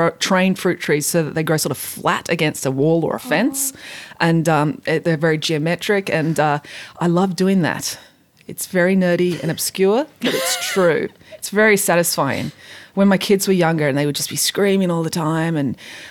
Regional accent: England, United Kingdom; now in Bowral, Australia; I was born in England

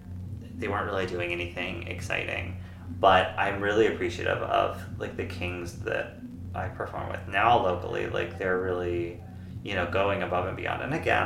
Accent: East Coast, United States; because, like, I'm originally from the East Coast

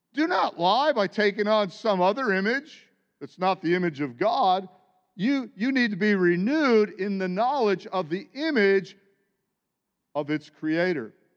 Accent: United States; born or raised there

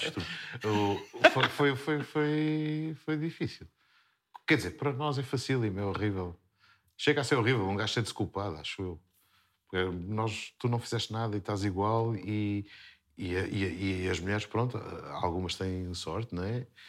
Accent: Terceira, Azores, Portugal; accent: Terceira accent; Nós, na terceira, basicamente, nós falamos rápido e comemos os R's.

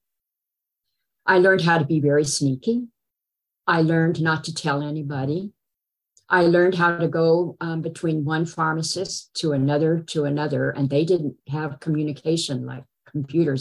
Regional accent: Berkeley, California, United States; I was born in Berkeley

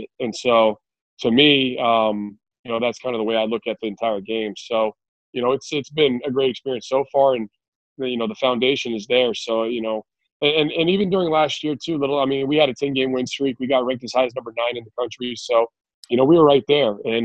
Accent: Albuquerque, New Mexico, United States; moved away; I grew up in the Pit. That was where I learned what basketball was

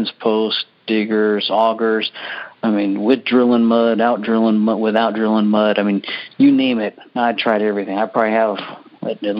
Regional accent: Alaska, United States; now in Houston, United States; growing up in Alaska, it was no big deal being without power and water and food

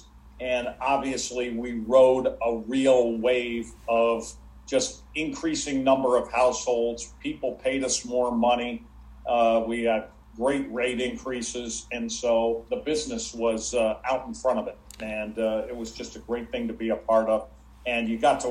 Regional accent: Syracuse and Rochester, upstate New York, United States; moved away; I grew up in upstate New York and Syracuse and Rochester

